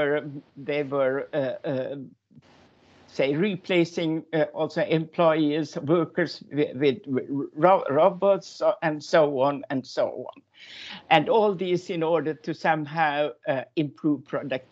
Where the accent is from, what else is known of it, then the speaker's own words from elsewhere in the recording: Finland; moved away as an adult; now in Denmark; I'm actually from Finland, and I moved to Denmark in the beginning of the 80s.